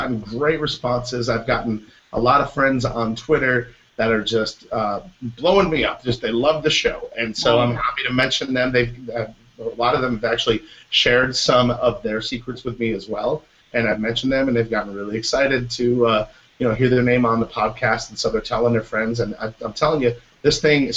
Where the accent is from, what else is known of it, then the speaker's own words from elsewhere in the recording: Michigan, United States; now in Orlando, United States; I'm from Michigan, so I know how to shovel snow